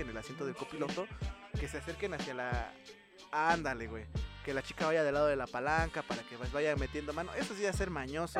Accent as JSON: {"language": "Spanish", "country": "Mexico"}